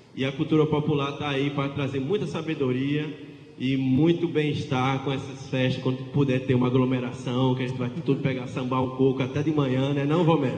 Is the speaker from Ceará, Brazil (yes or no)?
no; Paraíba, Brazil; nosso Nordeste aqui, nossa Paraíba